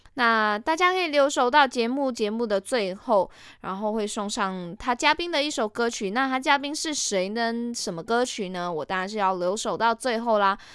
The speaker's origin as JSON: {"language": "Chinese", "country": "Malaysia", "said": "我是马来西亚人"}